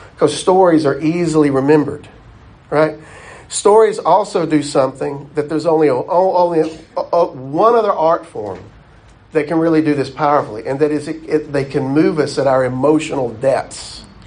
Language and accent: English; the South, United States; We, we grew up in the South. All of us, I think, have had enough time in the South